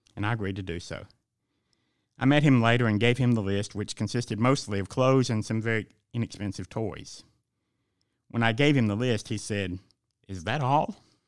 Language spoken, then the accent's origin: English; Lexington, Georgia, United States; also born or lived in Buford, Georgia / Athens, Georgia; My mom, brother, and I moved from Buford to Lexington in December of my sixth year